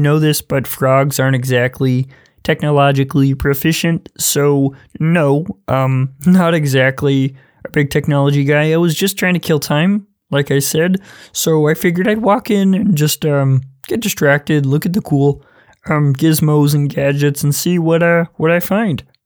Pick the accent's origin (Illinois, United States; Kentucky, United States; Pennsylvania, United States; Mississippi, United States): Mississippi, United States; I'm from Mississippi